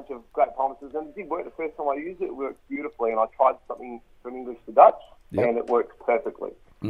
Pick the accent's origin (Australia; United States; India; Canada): Australia; accent: Australian; my Australian accent